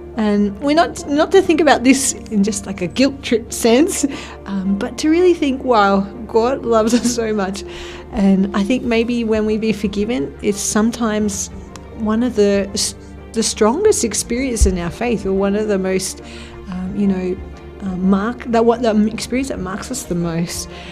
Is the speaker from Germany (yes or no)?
no; Australia; now in Spain; I'm from Australia